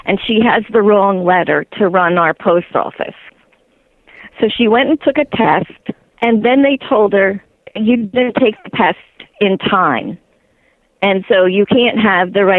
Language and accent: English; United States; as an American